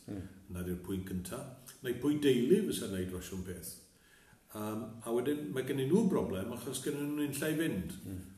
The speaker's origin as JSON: {"language": "Welsh", "town": "Machynlleth", "region": "Wales", "country": "United Kingdom", "tie": "born or raised there", "also_born_or_lived": "Colwyn Bay / Aberdyfi / London", "moved": "as an adult", "lives_now": "Llanddeiniol, United Kingdom", "said": "dod o Machynlleth, brodd y fi, a wedi trafeilio rhaid uh, Cymru i raddau, Bai Colwyn, Aberdyfi, Llandeinio a Llundain. A wedi bod yn gweithio ar y cyfandir"}